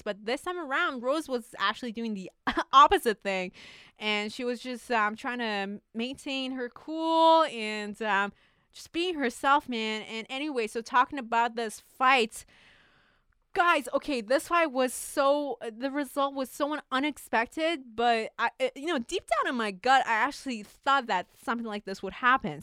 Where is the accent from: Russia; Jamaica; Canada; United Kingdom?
Canada; as a Canadian